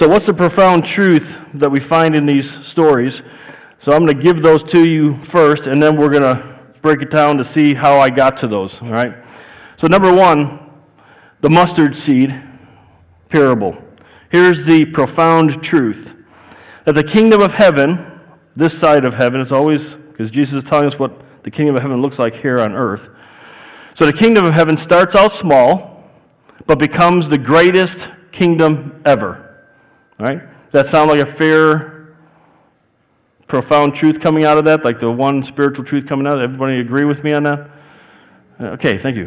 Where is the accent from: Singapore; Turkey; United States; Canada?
United States; Chicago, Illinois; accent: Chicago; I'm from Chicago. I have a Chicago accent